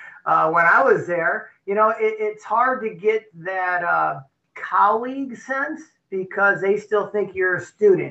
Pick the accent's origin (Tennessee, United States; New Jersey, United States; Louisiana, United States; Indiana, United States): Indiana, United States; Merrillville; moved away as an adult; also born or lived in Martinsville, Indiana; now in Florida, United States; I'm originally from Maryville, Indiana. It's northwest corner. It's about 25 minutes outside of Chicago